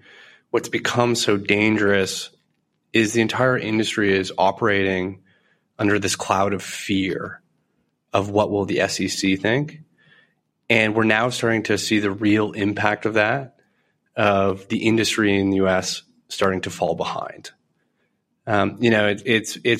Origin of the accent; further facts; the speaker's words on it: Canada; as a Canadian